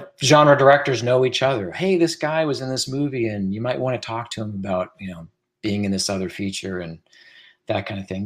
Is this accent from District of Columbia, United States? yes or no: yes; Washington, District of Columbia, United States; I grew up in that area. I grew up in the Metro DC area